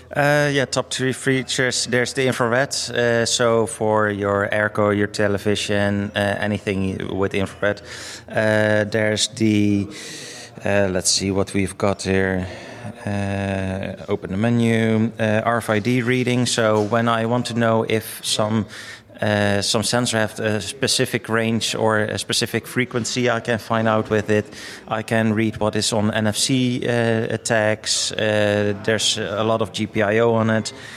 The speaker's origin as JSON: {"language": "English", "country": "Netherlands", "said": "I'm from the Netherlands"}